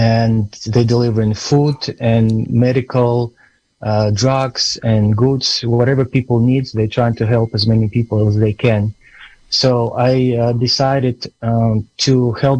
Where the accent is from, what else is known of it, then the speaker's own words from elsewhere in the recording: Kharkiv, Kharkiv Oblast, Ukraine; English is a second language; now in Fort Bragg, United States; I'm originally from Ukraine, city Kharkiv, which is southeast of Ukraine, just 30 miles from the border with Russia